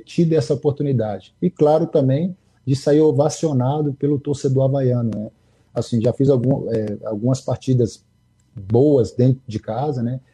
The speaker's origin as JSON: {"language": "Portuguese", "town": "Contagem", "region": "Minas Gerais", "country": "Brazil", "tie": "born or raised there", "also_born_or_lived": "Almenara, Minas Gerais", "said": "eu sou mineiro, sou de Almenara, nasci de Almenara, no Vale de Etionha, mas fui criado na capital, né? Fui criado em, na grande BH, em Contagem, região metropolitana"}